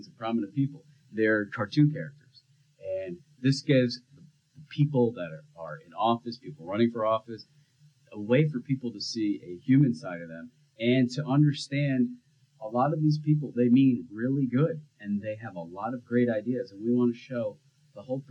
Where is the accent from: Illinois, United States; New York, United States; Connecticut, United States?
Connecticut, United States; also born or lived in Florida / Macon, Georgia; now in Georgia, United States; I'm originally from Connecticut.